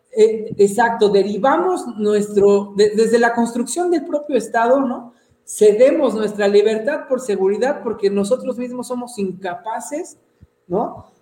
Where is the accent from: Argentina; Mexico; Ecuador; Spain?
Mexico; Mexico City; moved away as an adult; also born or lived in Yucatán; llevo dos años que regresé y ya me chilanguicé otra vez